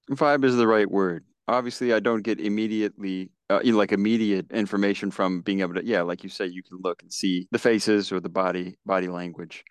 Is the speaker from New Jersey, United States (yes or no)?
no; Virginia, United States; also born or lived in Silver Spring, Maryland; I am back in Virginia, back in my hometown